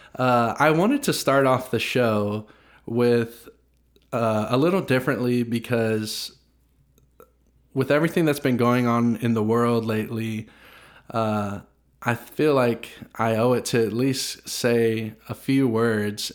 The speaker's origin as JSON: {"language": "English", "country": "United States", "tie": "born or raised there", "said": "growing up in America, I'm twenty-five"}